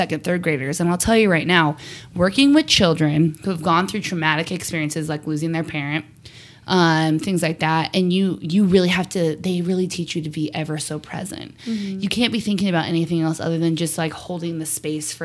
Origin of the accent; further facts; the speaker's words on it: Pacific Northwest, United States; we're from the Pacific Northwest